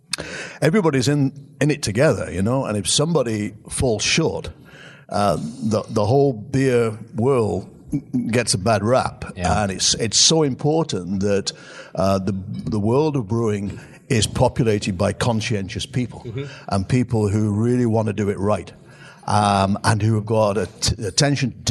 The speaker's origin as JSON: {"language": "English", "region": "England", "country": "United Kingdom", "moved": "yes", "lives_now": "United States", "said": "I'm English"}